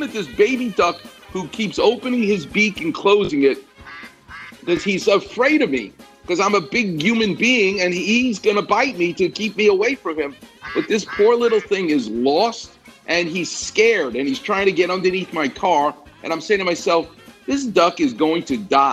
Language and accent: English; New York, United States; moved away; I'm from New York